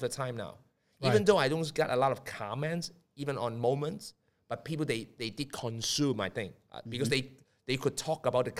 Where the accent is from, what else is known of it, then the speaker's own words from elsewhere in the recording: Hong Kong; So I'm Chinese, I'm from Hong Kong.